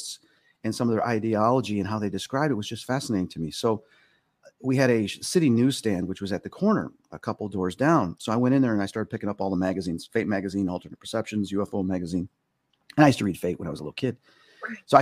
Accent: Hoffman Estates, Illinois, United States; also born or lived in Chicago, Illinois; growing up in Hoffman Estates in our house

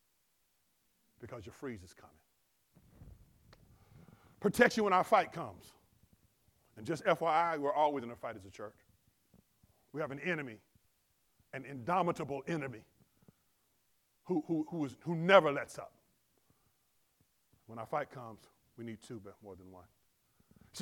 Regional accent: Compton, California, United States; I grew up in Compton

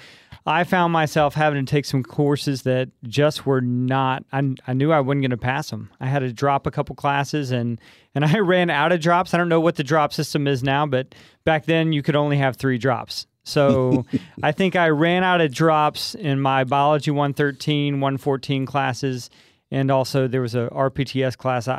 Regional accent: Coleman, Texas, United States; moved away; I grew up in Coleman, Texas, south of Abilene.

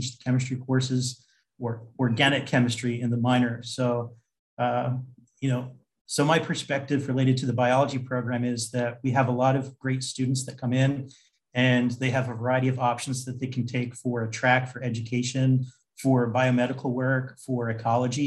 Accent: New Jersey, United States; I'm originally from New Jersey, and I went to college in New Jersey at Stockton College.

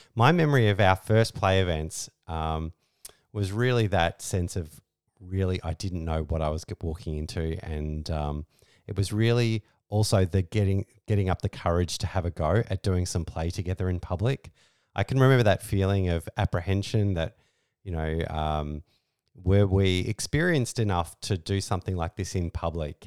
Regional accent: Australia; we're Australian lifestyle kinksters

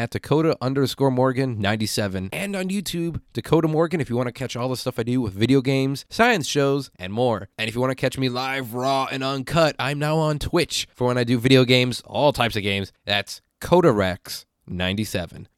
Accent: Midwestern Illinois, United States; I grew up in Midwestern Illinois

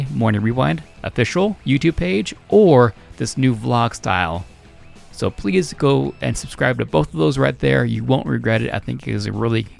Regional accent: Reno, Nevada, United States; now in Montana, United States; living in Montana now, I wish it was a little warmer, but as a kid growing up in Reno

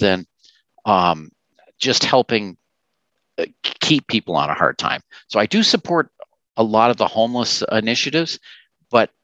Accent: Canada; we're Canadian

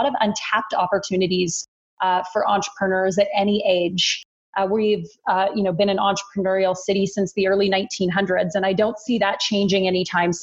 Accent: Wetaskiwin, Alberta, Canada; also born or lived in Edmonton; now in Calgary, Canada; I grew up in a small town in central rural Alberta called Wetaskiwin

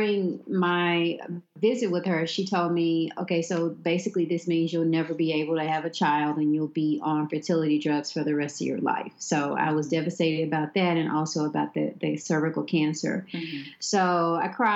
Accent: Memphis, Tennessee, United States; I'm born and raised in Memphis, Tennessee

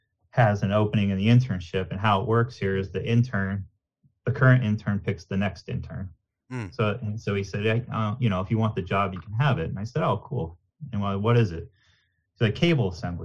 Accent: Nanticoke, Pennsylvania, United States; Growing up in Nanticoke, it was a very small town

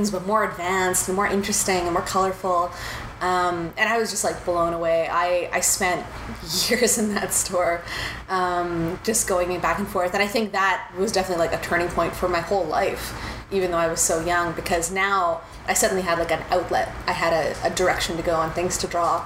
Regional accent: Winnipeg, Manitoba, Canada; Growing up in Winnipeg is amazing

